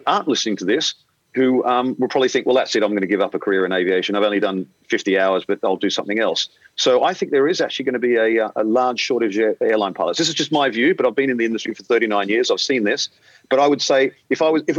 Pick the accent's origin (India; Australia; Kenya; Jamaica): Australia; moved away as an adult; now in London, United Kingdom; being an Australian, if you haven't picked up my accent yet, being an Australian